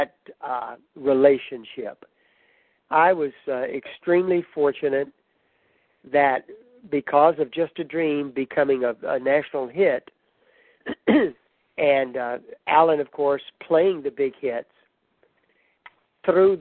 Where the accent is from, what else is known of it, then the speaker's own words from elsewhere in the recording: Baton Rouge, Louisiana, United States; I was from Louisiana, you know, I was from Baton Rouge